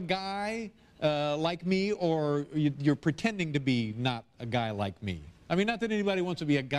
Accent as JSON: {"language": "English", "town": "Indianapolis", "region": "Indiana", "country": "United States", "said": "I'm from Indianapolis, Indiana."}